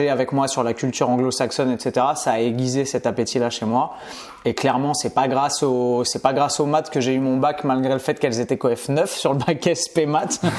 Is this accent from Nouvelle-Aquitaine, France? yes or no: no; Paris, Île-de-France, France; born there; also born or lived in Bastia / Montpellier / Nice / Orléans; J'ai énormément bougé, seulement en France métropolitaine. Euh, mais tu vois, j'ai habité, je suis né à Paris et ensuite j'ai habité à Bastia, à Montpellier, à Nice, à Orléans, à Clermont-Ferrand.